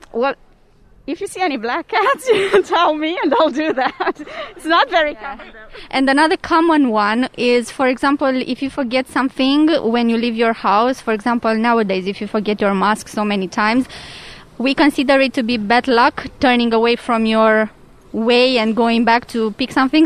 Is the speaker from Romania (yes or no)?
yes; Romania; We come from Romania